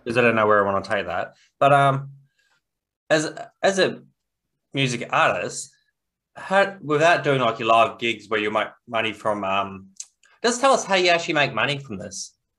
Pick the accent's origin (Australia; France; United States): Australia; us being Australian